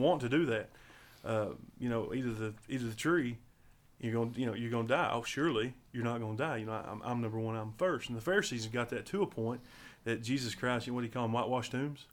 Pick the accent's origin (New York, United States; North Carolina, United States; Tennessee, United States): Tennessee, United States; Riceville; I was born and raised in Riceville, Tennessee.